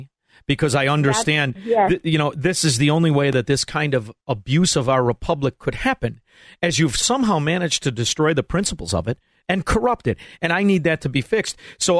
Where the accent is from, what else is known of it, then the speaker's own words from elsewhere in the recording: Chicago, Illinois, United States; growing up in the sewer of corruption, Chicago